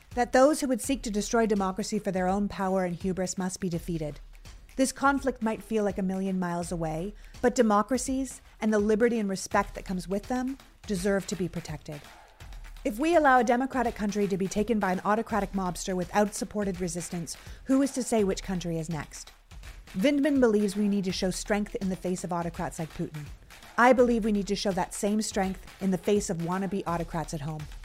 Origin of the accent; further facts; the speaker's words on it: Canada; now in United States; I immigrated from Canada